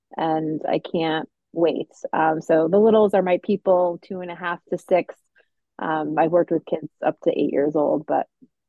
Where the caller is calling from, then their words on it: Maine, United States; I'm chiming in from Maine, as Kristen mentioned.